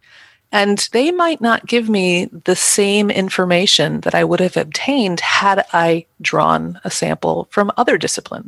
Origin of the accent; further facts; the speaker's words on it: Midwest, United States; I'm a Midwesterner and I say strata